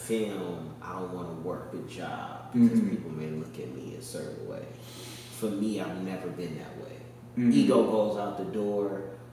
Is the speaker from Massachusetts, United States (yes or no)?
no; Inglewood, California, United States; I'm from Inglewood, California. Born and raised.